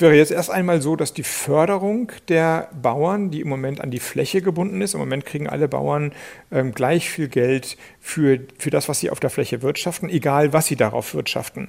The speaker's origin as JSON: {"language": "German", "region": "Schleswig-Holstein", "country": "Germany", "said": "ich komme aus Schleswig-Holstein"}